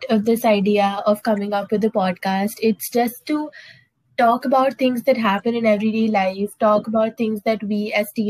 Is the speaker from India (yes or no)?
yes; Lucknow, Uttar Pradesh, India; I'm from uh, Lucknow, Uttar Pradesh, and I'm 16 years old too.